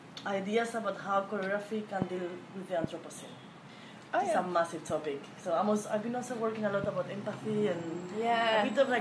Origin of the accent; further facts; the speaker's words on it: Madrid, Community of Madrid, Spain; now in London, United Kingdom; Although I'm from Madrid, I'm Spain.